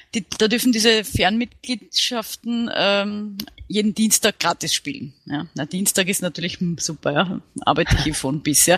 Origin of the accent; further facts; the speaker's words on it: Vienna, Austria; ich bin aus Wien